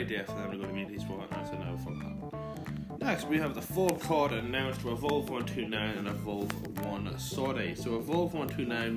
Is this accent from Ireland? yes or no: yes; Ireland; I am from Ireland